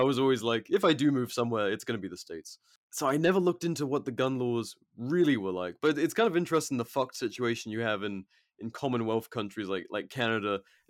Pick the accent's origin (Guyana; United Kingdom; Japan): United Kingdom; England; now in United States; but I've been living here for like over 4 years now. So, and my girlfriend's American, so I'm just, my accent is fucked. And I don't, Christ, the only Brits that I speak to are my mates back home, which is like intermittent, and my parents.